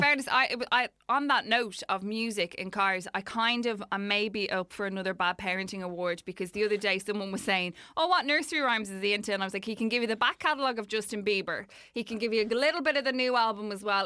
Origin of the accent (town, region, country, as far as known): Dublin, Leinster, Ireland; born or raised there